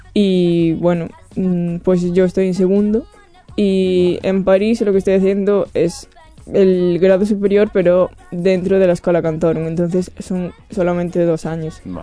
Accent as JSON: {"language": "Spanish", "town": "Rianxo", "region": "Galicia", "country": "Spain", "tie": "born or raised there", "moved": "as an adult", "lives_now": "Barcelona, Spain", "said": "soy de Galicia y soy de una, un sitio muy pequeño que se llama Riancho"}